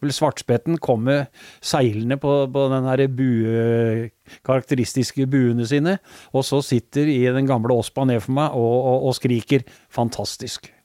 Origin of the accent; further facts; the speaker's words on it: Skien, Telemark, Norway; also born or lived in Mjøndalen; for oss som er født og oppvokst i Skien